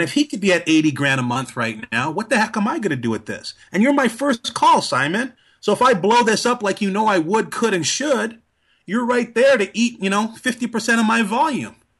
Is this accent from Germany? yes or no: no; Trinidad & Tobago; moved away; I'm originally from Trinidad